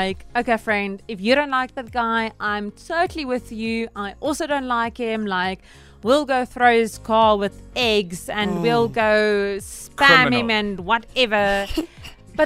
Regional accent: Stellenbosch, Western Cape, South Africa; I come from Stellenbosch

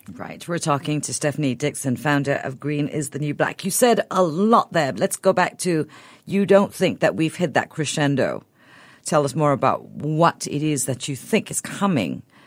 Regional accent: Sabah, Malaysia; moved away; I grew up in Sabah

